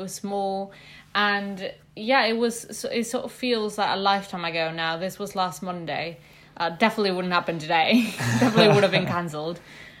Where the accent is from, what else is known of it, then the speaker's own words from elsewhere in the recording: Mexico City, Mexico; I'm from Mexico City.